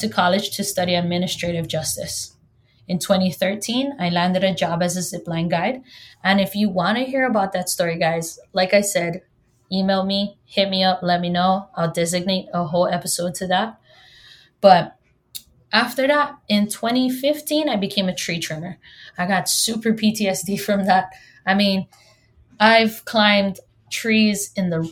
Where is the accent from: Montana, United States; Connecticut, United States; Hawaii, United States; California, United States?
Hawaii, United States; first language Hawaiian; English is a second language; I'm from Hawaii, and yes, I was born and raised here